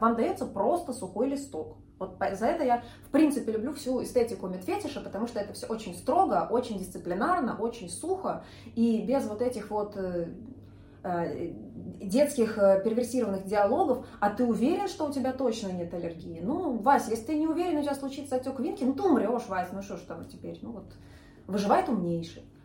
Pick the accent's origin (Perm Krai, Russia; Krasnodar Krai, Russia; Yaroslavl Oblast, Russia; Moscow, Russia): Moscow, Russia; now in Saint Petersburg, Russia; я тоже из Москвы. Здесь просто живу уже много лет, прижилась